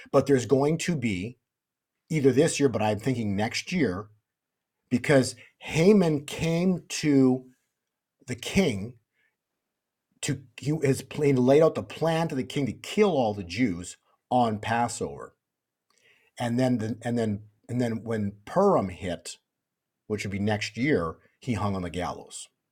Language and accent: English; Canada; moved away; I used to be in Canada, I was born in Canada